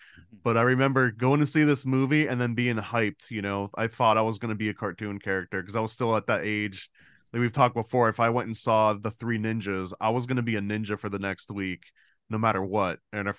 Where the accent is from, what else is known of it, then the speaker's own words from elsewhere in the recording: Florida, United States; Same, Florida, same.